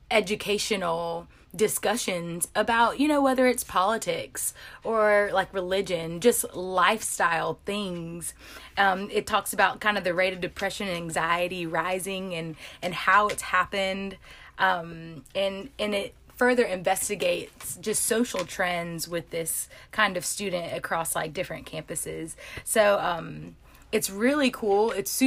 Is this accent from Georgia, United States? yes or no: yes; Atlanta, Georgia, United States; I'm from South Atlanta.